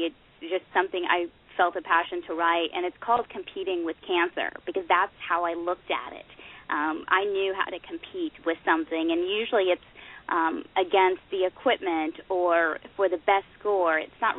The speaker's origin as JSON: {"language": "English", "region": "Oklahoma", "country": "United States", "tie": "born or raised there", "said": "And I grew up in Oklahoma. We didn't know as much maybe about nutrition in my household just growing up."}